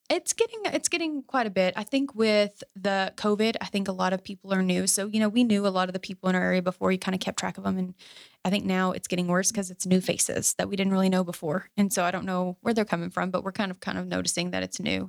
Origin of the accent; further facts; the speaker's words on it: Fort Worth, Texas, United States; also born or lived in Azle, Texas / North Richland Hills, Texas; I grew up in Oakhurst and we work over off of, you know, two eighty-seven Riverside